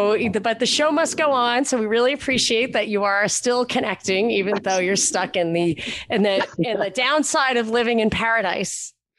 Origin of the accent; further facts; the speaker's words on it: New York, United States; moved away; And I grew up in New York where not only did I not know any traditional conservatives, I didn't know any Republicans even. Then I moved to Texas